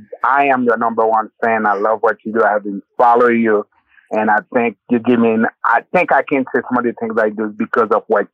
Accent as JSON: {"language": "English", "country": "Haiti", "tie": "born or raised there", "said": "Well, my background, I was born raised in Haiti."}